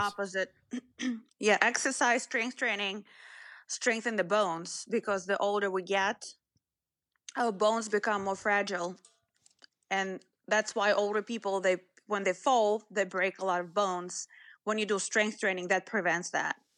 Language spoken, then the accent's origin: English; Moscow, Russia; moved away; didn't come from a small town. I was, I came from Moscow.